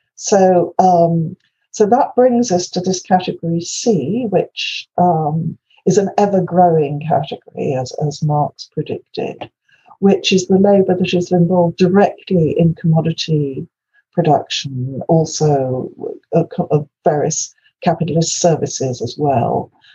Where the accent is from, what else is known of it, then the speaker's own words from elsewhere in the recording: Wales, United Kingdom; first language Welsh; English is a second language; my native tongue is Welsh